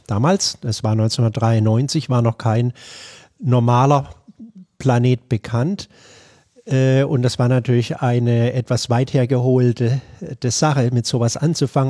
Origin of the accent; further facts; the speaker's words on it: Bad Mergentheim, Baden-Württemberg, Germany; moved away as an adult; also born or lived in Würzburg / Buffalo, New York / Albuquerque, New Mexico; now in Tenerife, Spain; Ich bin in Bad Mergentheim im Norden von Baden-Württemberg aufgewachsen